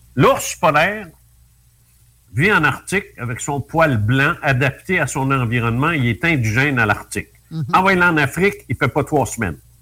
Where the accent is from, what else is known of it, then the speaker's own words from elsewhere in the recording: Canada; on vient tous de France